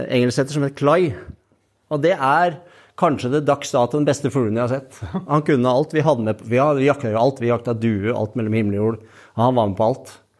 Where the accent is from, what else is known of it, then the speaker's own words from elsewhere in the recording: Hobøl, Østfold, Norway; Jeg er født i Indre Østfold, i ei lita bygd som heter Hobøl.